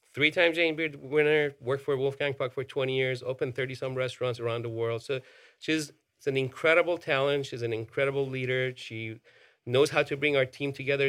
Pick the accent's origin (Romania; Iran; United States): Iran; moved away; I grew up in Iran. You know, I, I was born and raised over there